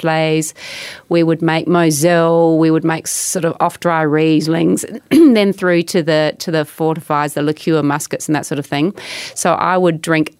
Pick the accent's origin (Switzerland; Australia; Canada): Australia; Adelaide Hills, South Australia; I grew up in the Adelaide Hills